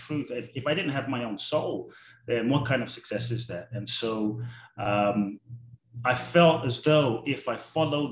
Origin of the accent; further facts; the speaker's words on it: London, United Kingdom; also born or lived in Ghana; now in United States; I grew up in London. Now I live in the US and Mexico and kind of all over.